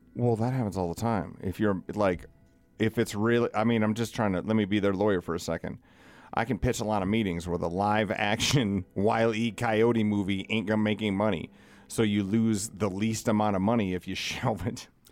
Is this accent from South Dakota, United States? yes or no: yes; South Dakota, United States; born and raised in South Dakota